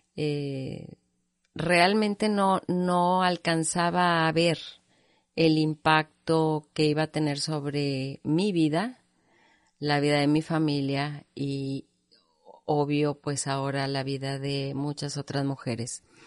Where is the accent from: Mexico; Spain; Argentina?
Mexico; Monterrey, Nuevo León; yo nací en Monterrey